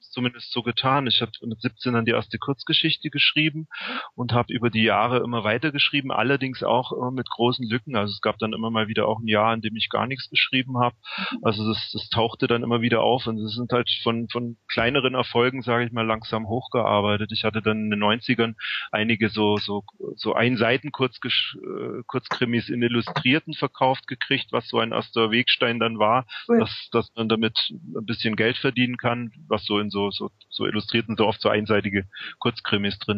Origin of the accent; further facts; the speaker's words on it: Memmingen, Bavaria, Germany; moved away; also born or lived in Berlin; ich bin jetzt ähm, vor zwei Monaten von Berlin nach Memmingen zurückgezogen in meine alte Heimat